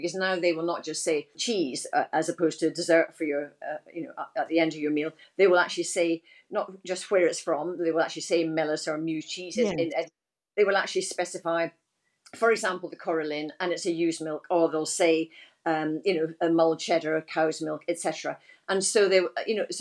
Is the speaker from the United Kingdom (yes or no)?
yes; Dundee, Scotland, United Kingdom; Dundee, my hometown